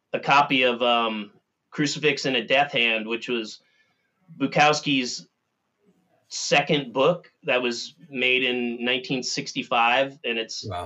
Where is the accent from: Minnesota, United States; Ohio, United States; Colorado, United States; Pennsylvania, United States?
Minnesota, United States; I'm from Minnesota